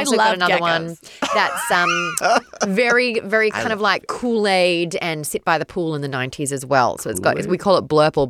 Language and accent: English; Brisbane, Queensland, Australia; moved away; Yeah, and I'm from Brisbane